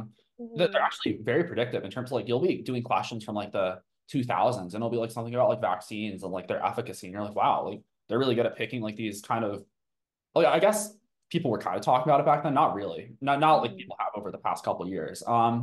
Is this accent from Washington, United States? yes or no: no; Tucson, Arizona, United States; born there; also born or lived in Colorado; I was born in Tucson, Arizona, and you know, being in the Western U.S., there's a fair amount of like Mormon.